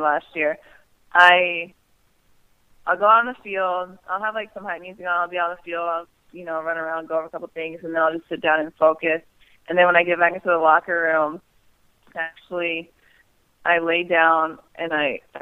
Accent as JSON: {"language": "English", "region": "Indiana", "country": "United States", "moved": "yes", "said": "I'm from Indiana, so I try to get home as often as I can"}